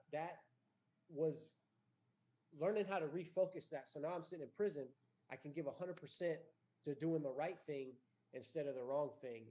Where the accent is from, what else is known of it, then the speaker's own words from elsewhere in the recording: Bandera, Texas, United States; I'm from Bandera.